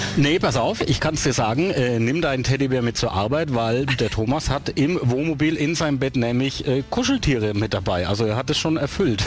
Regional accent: Kronach, Bavaria, Germany; meine Geburtsstadt nach Kronach

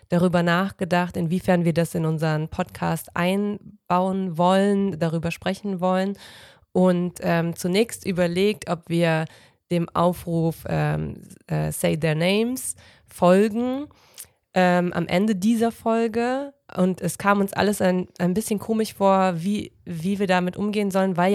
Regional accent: Cologne, North Rhine-Westphalia, Germany; starten wie immer mit einer Anekdote zum Thema kulturelle Aneignung im Karneval als Kölnerin.

